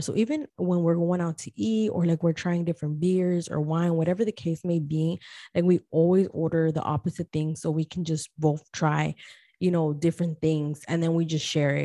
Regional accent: Guatemala; I am from Guatemala

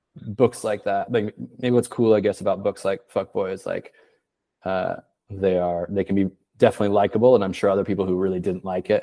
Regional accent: Portland, Oregon, United States; moved away; also born or lived in Paris; I'm from Portland, Oregon. I left in 2008

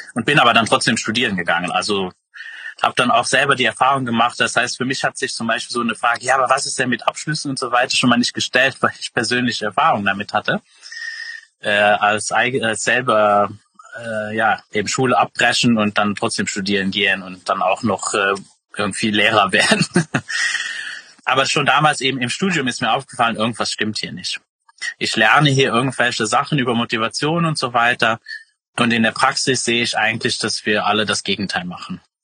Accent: Luxembourg; ursprünglich äh, komme ich aus Luxemburg

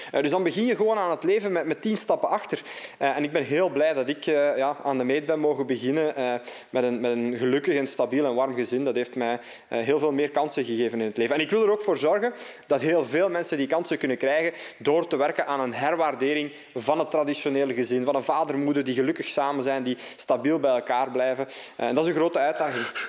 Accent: Opwijk, Flanders, Belgium; also born or lived in Dendermonde; afkomstig uit Opwijk. Eh, geboren in Dermonde, maar getogen in Opwijk eigenlijk.

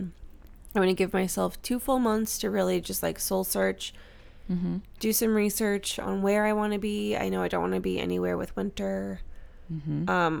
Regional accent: Midwest, United States; accent: Midwestern; moved away; my Midwestern accent

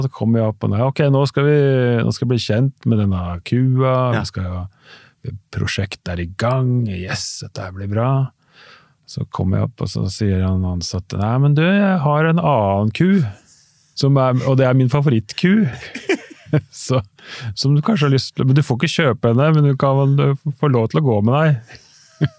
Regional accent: Oslo, Norway; accent: Oslo dialect; så er jeg fra Oslo

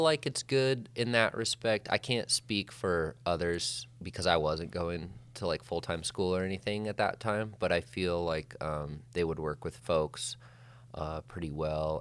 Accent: Whitefish, Montana, United States; I grew up in Whitefish, Montana, Flathead Valley, uh, Northwest

